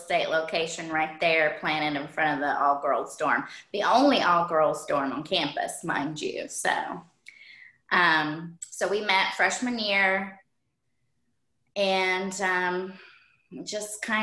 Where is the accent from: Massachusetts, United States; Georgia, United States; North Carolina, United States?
North Carolina, United States; Shelby; moved away as an adult; also born or lived in Wilmington, North Carolina; now in Buffalo, United States; I was born in Shelby, North Carolina, little town